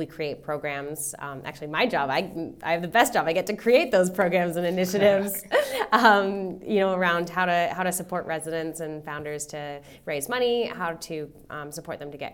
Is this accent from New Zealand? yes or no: no; Canada; moved away as an adult; now in Australia; I'm Canadian. I was born in Canada and I moved here in 2015. And in my career in Canada